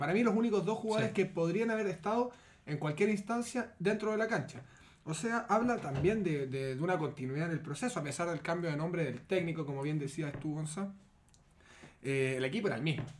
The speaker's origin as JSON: {"language": "Spanish", "country": "Chile", "said": "somos todos chilenos"}